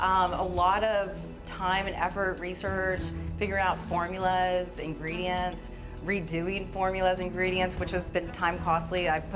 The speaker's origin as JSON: {"language": "English", "region": "Florida", "country": "United States", "tie": "born or raised there", "said": "born and raised in Florida, would go to the beach every weekend."}